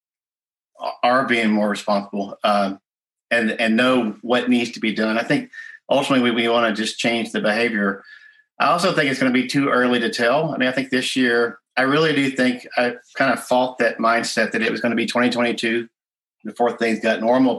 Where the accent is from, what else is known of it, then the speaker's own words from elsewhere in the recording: Texas, United States; in Texas, my home state